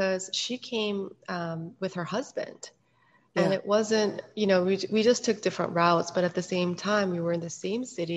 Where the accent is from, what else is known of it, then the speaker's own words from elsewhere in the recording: Seoul, South Korea; moved away; also born or lived in Hong Kong; And I was born and raised in Seoul, Korea. I grew up a little bit also in Hong Kong for a few years.